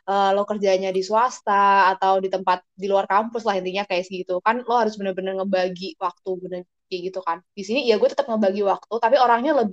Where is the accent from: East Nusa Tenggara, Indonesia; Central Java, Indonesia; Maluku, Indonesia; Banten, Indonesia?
Central Java, Indonesia; Gue anak daerah lah gampangnya gitu. Gue dari datang dari Jawa Tengah yang bukan uh, highly exposed sama bahasa Inggris